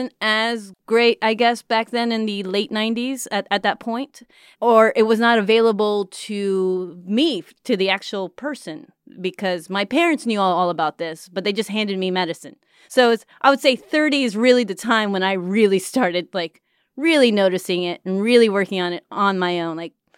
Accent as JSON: {"language": "English", "country": "Mexico", "tie": "born or raised there", "said": "I mean, I grew up in Mexico. So it's, I mean, I know for a while things were a little bit behind in a lot of ways."}